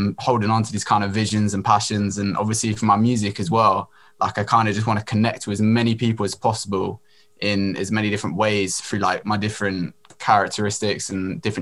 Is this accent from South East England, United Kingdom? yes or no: yes; Brighton, South East England, United Kingdom; I'm from Brighton, UK.